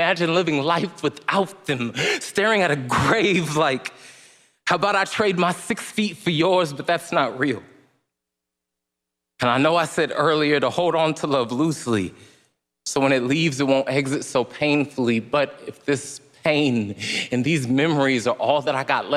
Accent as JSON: {"language": "English", "town": "Stockton", "region": "California", "country": "United States", "said": "27 years old, and I am from Stockton, California"}